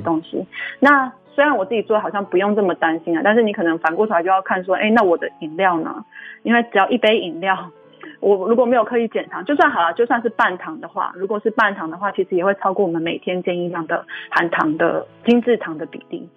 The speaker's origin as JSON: {"language": "Chinese", "country": "Taiwan", "said": "我们台湾人很习惯就是吃B群啊"}